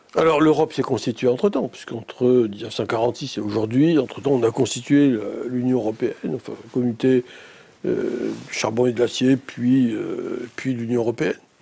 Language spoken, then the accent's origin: French; Antibes, Provence-Alpes-Côte d'Azur, France; moved away as an adult; also born or lived in Nice; je suis né bien longtemps en Tibal-Maritime. Euh, j'ai fait mes études primaires et secondaires à Antibes